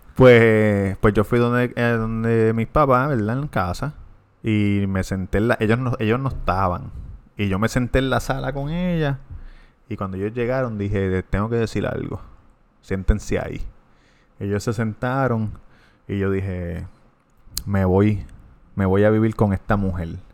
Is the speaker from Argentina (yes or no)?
no; Levittown, Puerto Rico; de Levitown.